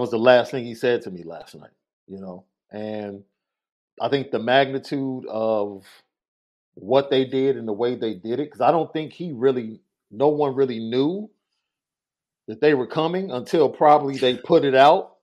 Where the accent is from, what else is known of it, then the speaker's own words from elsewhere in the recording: Chicago, Illinois, United States; as a Chicagoan